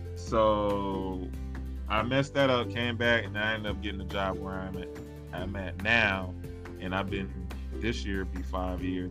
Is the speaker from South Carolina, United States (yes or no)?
yes; South Carolina, United States; moved away as an adult; also born or lived in Germany / Seoul, South Korea / Orlando, Florida; where I grew up in South Carolina